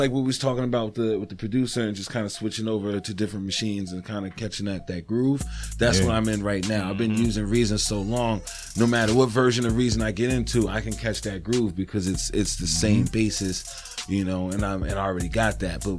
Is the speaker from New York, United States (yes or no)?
yes; New York City, New York, United States; also born or lived in Poughkeepsie, New York; now in Massachusetts, United States; I'm originally from Harlem. I was born in Harlem. I lived in Harlem until I was about 15.